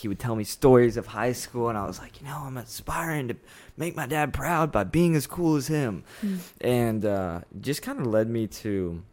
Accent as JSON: {"language": "English", "town": "Austin", "region": "Texas", "country": "United States", "said": "I'm originally from Austin, Texas"}